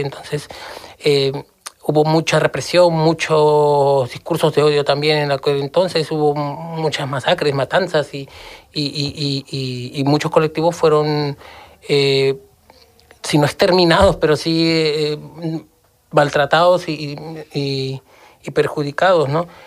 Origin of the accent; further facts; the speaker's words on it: Lima, Peru; moved away as an adult; now in Seville, Spain; viniendo de, de donde vengo, yo soy de Lima